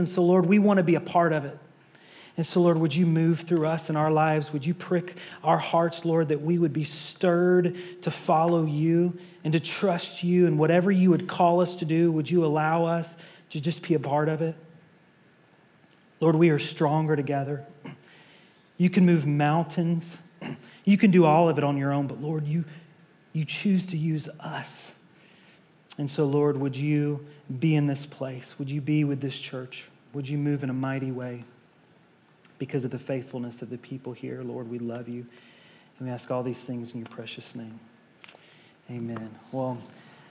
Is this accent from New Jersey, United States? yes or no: no; Nashville, Tennessee, United States; moved away; I'm from Nashville, Tennessee. My wife and I, our family is from Nashville, Tennessee, from the South.